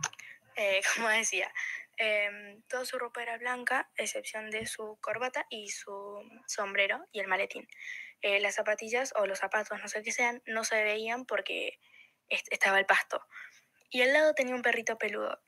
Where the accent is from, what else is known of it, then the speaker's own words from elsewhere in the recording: Córdoba, Argentina; yo soy de Córdoba Capital